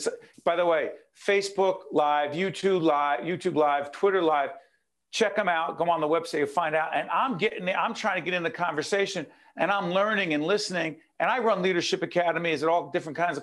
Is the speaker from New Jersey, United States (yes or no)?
yes; Newark, New Jersey, United States; now in Montclair, United States; Growing up in Newark